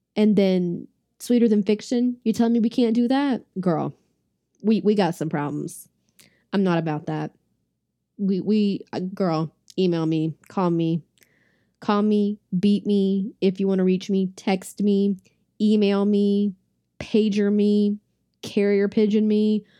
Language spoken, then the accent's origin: English; Shelby, North Carolina, United States; my hometown of Shelby, North Carolina